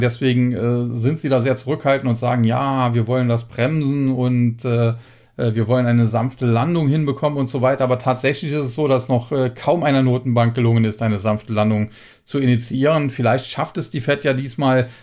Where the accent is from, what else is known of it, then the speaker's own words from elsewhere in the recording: Germany; als Deutscher